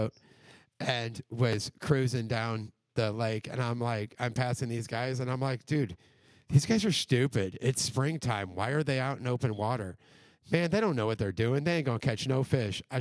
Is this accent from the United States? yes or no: yes; Midwest, United States; moved away; I'm from the Midwest